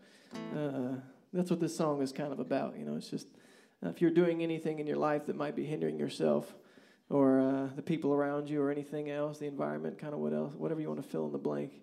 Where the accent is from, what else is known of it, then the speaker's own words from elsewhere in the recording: Kansas, United States; we're from Kansas